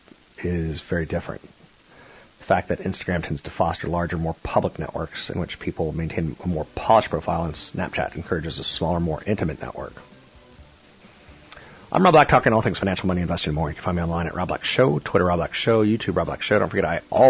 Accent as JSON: {"language": "English", "area": "Bay Area", "region": "California", "country": "United States", "tie": "born or raised there", "said": "in my hometown, $1 million+"}